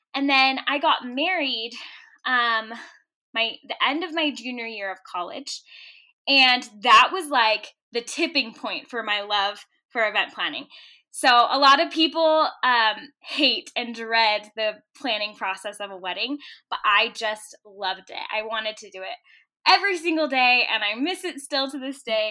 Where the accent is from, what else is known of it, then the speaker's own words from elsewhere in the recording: Orange County, California, United States; moved away as an adult; now in Utah, United States; I am originally from Orange County, California. I grew up, like, ten minutes from Disneyland